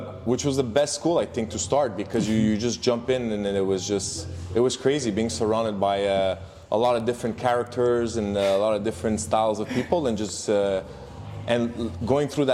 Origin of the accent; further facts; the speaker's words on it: Montreal, Quebec, Canada; growing up in Montreal, went to French school